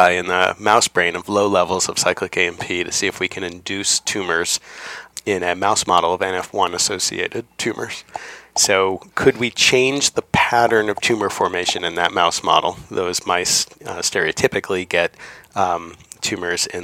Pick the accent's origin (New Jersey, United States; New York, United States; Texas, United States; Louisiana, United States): New York, United States; Ardsley; I grew up in Ardsley, New York, which is a relatively small town just north of New York City near the Hudson River.